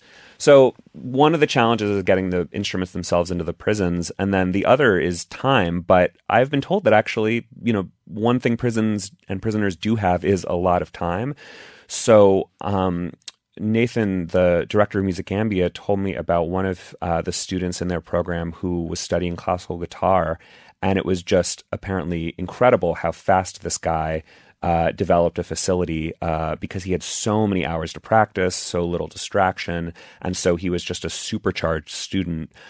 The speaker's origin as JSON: {"language": "English", "region": "Texas", "country": "United States", "tie": "born or raised there", "said": "I grew up in Texas"}